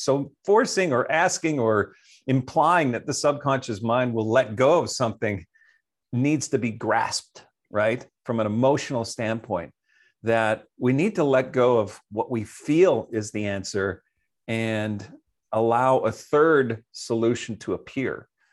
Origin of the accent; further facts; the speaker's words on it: Canada; I'm from Canada